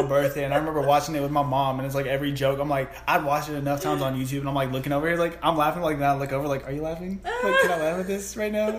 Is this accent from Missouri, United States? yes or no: no; Atlanta, Georgia, United States; I'm a dude from Atlanta and I will still F you up.